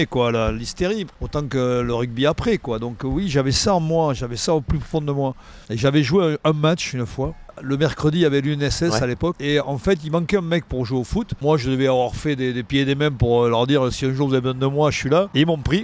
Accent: Cahors, Occitania, France; Je viens de Cahors quand même, hein. je suis foie gras. Euh, les os de canard. Euh, moi, j'ai grandi dans ça.

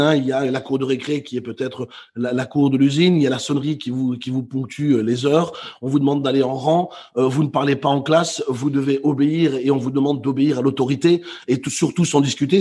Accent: Brussels, Brussels-Capital Region, Belgium; moved away as an adult; also born or lived in Netherlands; now in Basque Country, France; je suis né à Bruxelles, j'ai quitté ma ville natale à 19 ans pour aller euh, travailler et vivre aux Pays-Bas

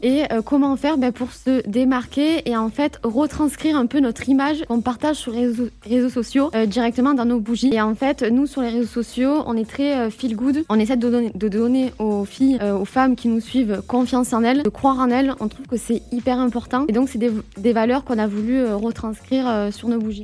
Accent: the South, Provence-Alpes-Côte d'Azur, France; on vient du Sud, donc pour nous, c'était important de le représenter et on a toujours euh, grandi sur, aussi sur la côte d'Azur

